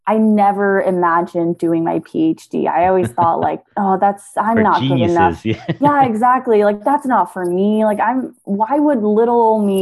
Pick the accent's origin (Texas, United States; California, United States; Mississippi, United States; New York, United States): California, United States; San Francisco; also born or lived in Hawaii; So I was born in Hawaii and then we moved to San Francisco when I was two.